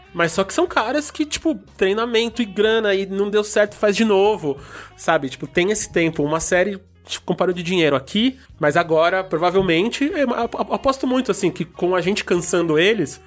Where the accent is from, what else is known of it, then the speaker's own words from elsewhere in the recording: Belém, Pará, Brazil; moved away; de onde eu vim, do Pará, de Belém